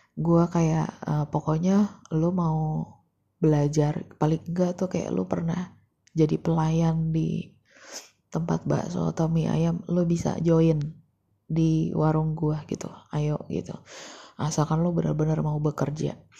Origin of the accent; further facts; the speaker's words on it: Depok, West Java, Indonesia; gua kan warga Jawa Barat gitu ya, gitu. Di kota yang sangat banyak masalahnya. di kota Depok